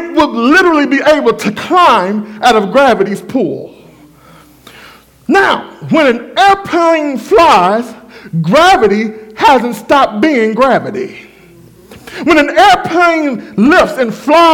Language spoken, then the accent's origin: English; Waxahachie, Texas, United States; my hometown, Waxahachie. Hatchtown, that's what we call it